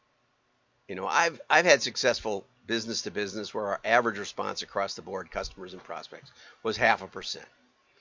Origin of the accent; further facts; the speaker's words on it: Wisconsin, United States; I'm from Wisconsin and have some background